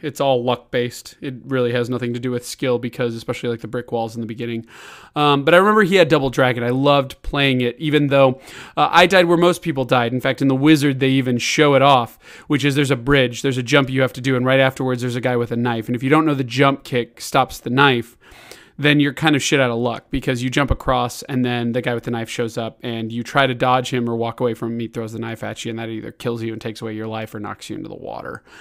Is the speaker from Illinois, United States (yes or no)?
yes; Chicago, Illinois, United States; also born or lived in Kansas City; I would move to Chicago when I was six years old